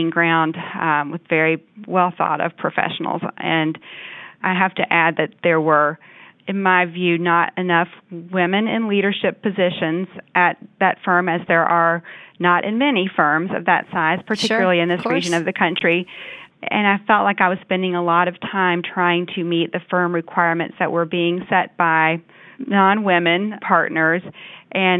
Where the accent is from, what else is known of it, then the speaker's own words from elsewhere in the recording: Louisville, Kentucky, United States; also born or lived in Washington, D.C. area / Alexandria; moved back to my hometown, which is Louisville, Kentucky, and worked here